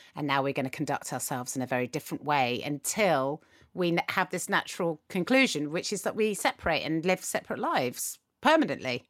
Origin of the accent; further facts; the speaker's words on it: United Kingdom; we, as British people